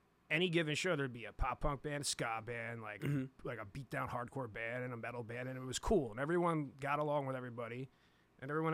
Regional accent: Somers Point, New Jersey, United States; I'm from South Jersey. I've been, you know, I moved to South Jersey when I was 9 after my parents split up. And so from a town called Summers Point

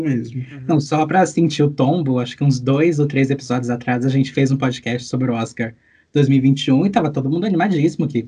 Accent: Cuiabá, Mato Grosso, Brazil; moved away as an adult; now in São Paulo, Brazil; eu vim de, de Cuiabá, Mato Grosso

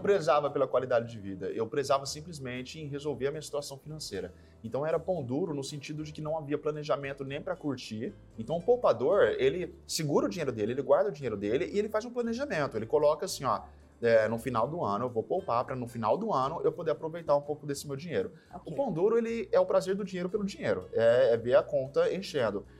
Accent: São José do Rio Preto, São Paulo, Brazil; Sou de Rio Preto, interior de São Paulo

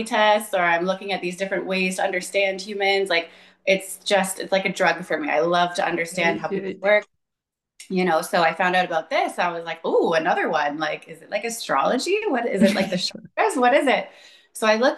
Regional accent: Ontario, Canada; I'm from Ontario, Canada.

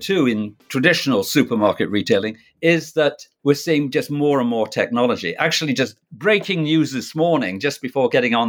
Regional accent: Canada; I'm Canadian as well as being a Brit.

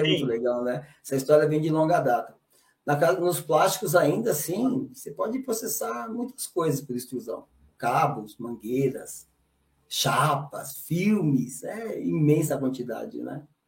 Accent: São Paulo, Brazil; Cara, eu sou lá de São Paulo, do interior

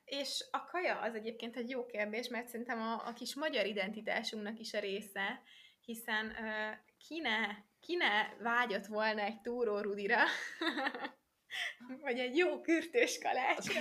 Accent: Hungary; moved away as an adult; tudom, hogy magyar vagyok, meg azon a, azon a útlevelemben

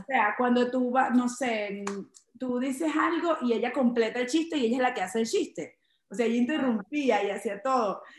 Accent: Chaguaramas, Guárico, Venezuela; now in New York, United States; Es un pueblo pequeño eh, donde eh, estudié todas hasta mis 16 años

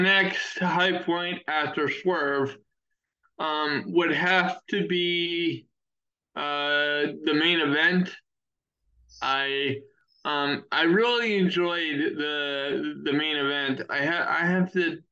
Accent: Maryland, United States; Maryland Championship Wrestling, and that's my home state's biggest promotion

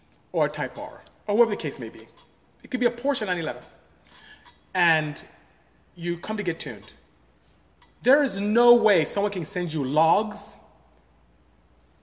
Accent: Nigeria; moved away; I'm from Nigeria, to be exact.

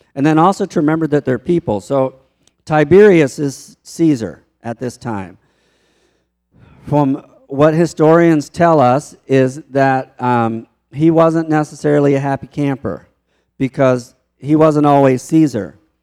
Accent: Baltimore, Maryland, United States; moved away; also born or lived in Mexico; I grew up in Baltimore

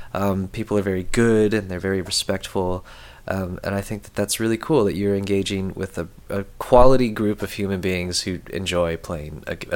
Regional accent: Midwest, United States; And I'm from the Midwest

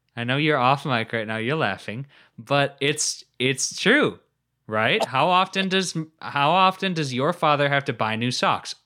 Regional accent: United States; I'm an American

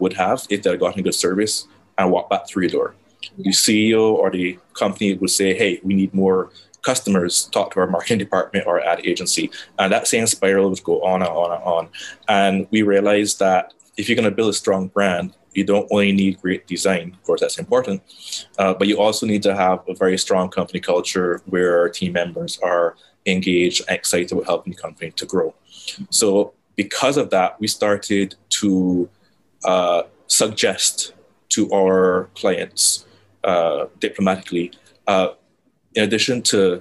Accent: Barbados; moved away as an adult; also born or lived in Trinidad and Tobago; I'm from Barbados. I am, yes, sunny Barbados.

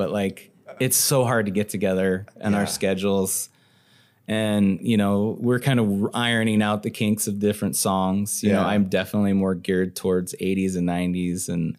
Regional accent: Montana, United States; moved away; Growing up in Montana especially

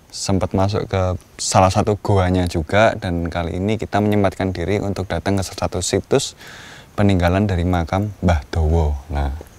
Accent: Magelang, Central Java, Indonesia; saya sebagai orang Magelang asli

